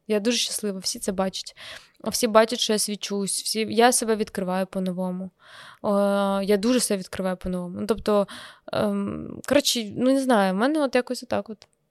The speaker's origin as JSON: {"language": "Ukrainian", "town": "Kremenchuk", "region": "Poltava Oblast", "country": "Ukraine", "tie": "born or raised there", "moved": "yes", "lives_now": "Kyiv, Ukraine", "said": "я приїхала в Кремінчук"}